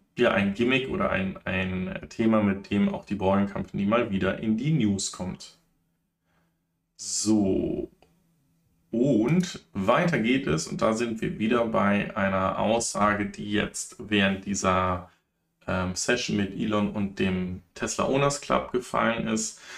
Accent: Germany; bei uns in Deutschland

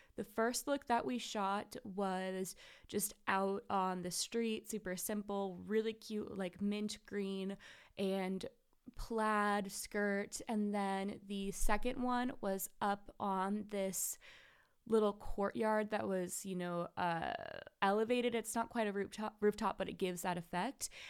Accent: Seattle, Washington, United States; I'm from Seattle

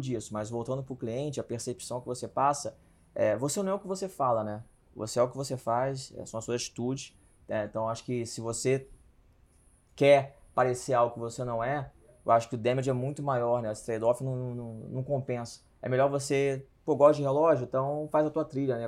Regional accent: Rio de Janeiro, Brazil; eu vim do Meier, né? Do subúrbio do Rio de Janeiro, sou carioca

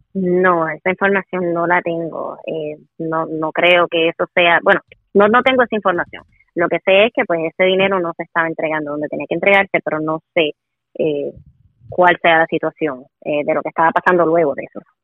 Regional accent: Puerto Rico; usted y yo también pagamos contribuciones y somos ciudadanos de Puerto Rico

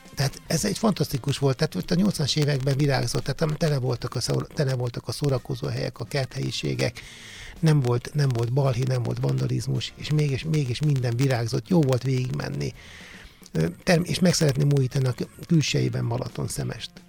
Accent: Balatonszemes, Somogy, Hungary; moved away as an adult; ahonnan elindultam, ahol felnőttem, ahol, ahol végül is oda tartozom, mert ugye Balaton szemesen születtem, ott éltem, és mindig is oda fogok tartozni

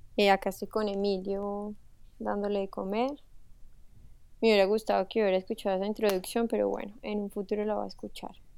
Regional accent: Manizales, Caldas, Colombia; moved away as an adult; also born or lived in Paris, France; now in France; soy de Manizales, soy eh, una colombiana muy, muy, muy, muy orgullosa de ser colombiana

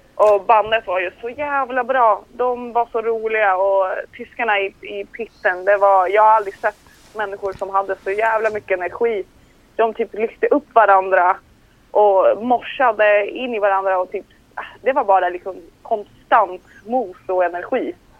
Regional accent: Colombia; jag är liksom colombian

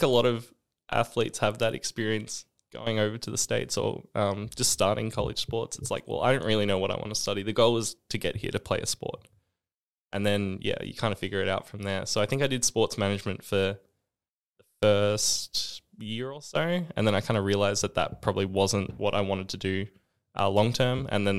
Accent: Australia; And I think that's interesting because I think especially being Australian, a lot of the American culture like just loves that.

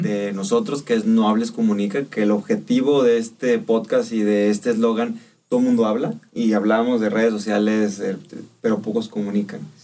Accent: Mexico

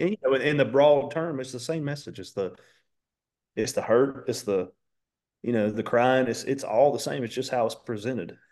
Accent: Dallas, North Carolina, United States; when I tell people where I'm from, I'm like, "No, I'm just from Charlotte 'cause nobody knows where Dallas is at."

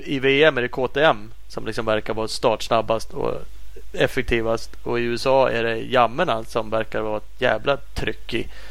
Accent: Sweden; som svensk

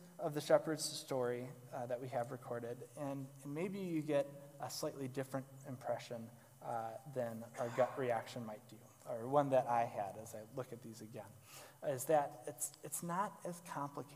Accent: Galesburg, Illinois, United States; Growing up in Western Illinois, if the wind blew just right, even in the town of Galesburg, you could smell that we were in farm country

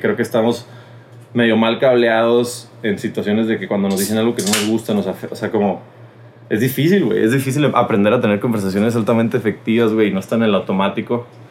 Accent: Mexico; somos mexicanos

